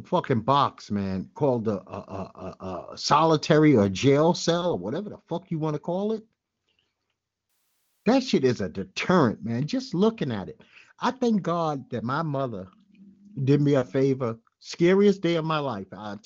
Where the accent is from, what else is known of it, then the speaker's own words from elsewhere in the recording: New York City, New York, United States; I'm a well-schooled Brooklynite.